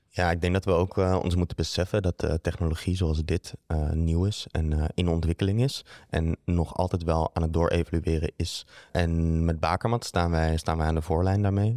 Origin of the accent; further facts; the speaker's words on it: Netherlands; moved away as an adult; also born or lived in Amsterdam, Netherlands; now in Antwerp, Belgium; Ik ben oorspronkelijk van Nederland